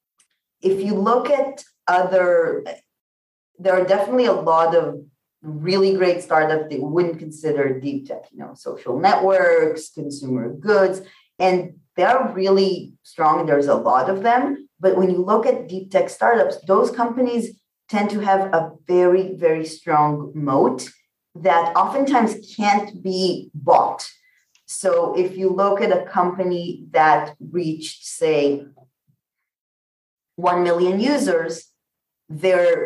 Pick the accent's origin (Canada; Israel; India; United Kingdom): Israel; I was born and bred in Israel